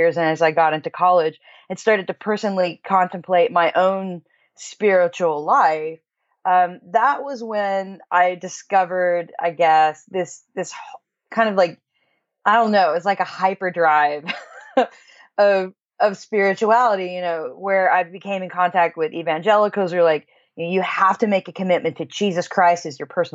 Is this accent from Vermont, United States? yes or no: no; Kansas, United States; I grew up in Kansas, so it's the Midwest